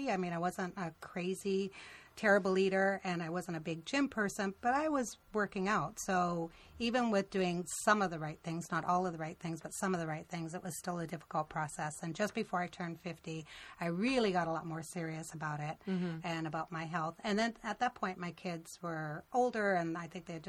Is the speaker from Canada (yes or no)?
yes; Canada; moved away as an adult; now in United States; I grew up in Canada, and I moved to the States in 1986, so I was 23 years old.